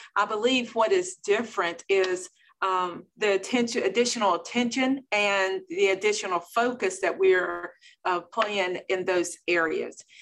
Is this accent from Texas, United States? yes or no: no; Belhaven, North Carolina, United States; I am from Eastern North Carolina, the beautiful small town of Belhaven, North Carolina